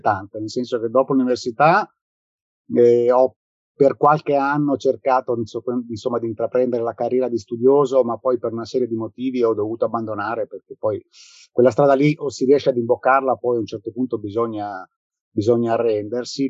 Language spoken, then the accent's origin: Italian; South Tyrol, Trentino-Alto Adige, Italy; moved away as an adult; now in Rome, Italy; io sono, vivo a Roma, ma sono originario del Sud Tirolo. Sono venuto a Roma nel, nel lontano 1983 per motivi di studio e poi ci sono rimasto.